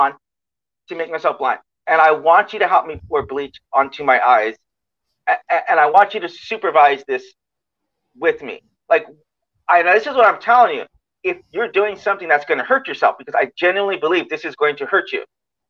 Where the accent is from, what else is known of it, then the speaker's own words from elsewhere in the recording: United States; I'm an American